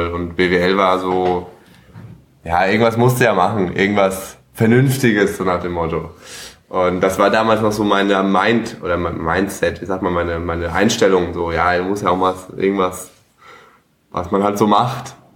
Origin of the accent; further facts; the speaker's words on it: Cologne, North Rhine-Westphalia, Germany; also born or lived in Lower Franconia, Bavaria; komme aus Köln ursprünglich auch gebürtig? Nee, ich bin in, äh, in Bayern geboren, also in Unterfranken.